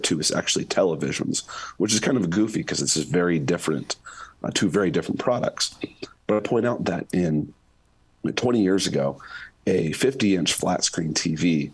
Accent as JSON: {"language": "English", "region": "Utah", "country": "United States", "tie": "born or raised there", "said": "my home state of Utah"}